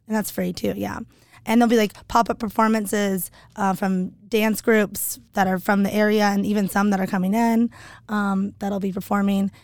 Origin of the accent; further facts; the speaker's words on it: Hickory, North Carolina, United States; now in Boise, United States; Small town called Hickory